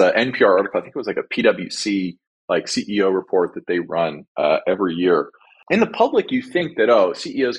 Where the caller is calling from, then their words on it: Glendale, California, United States; I'm calling in from Glendale, 2 or 3 miles from Burbank, Disney headquarters